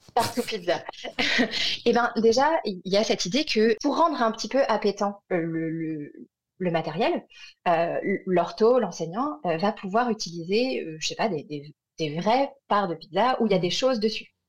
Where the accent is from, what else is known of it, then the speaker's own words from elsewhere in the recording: France; moved away as an adult; also born or lived in Montreal, Canada; quand on est orthophoniste française, qu'on est diplômé de France ou de Belgique ou de Suisse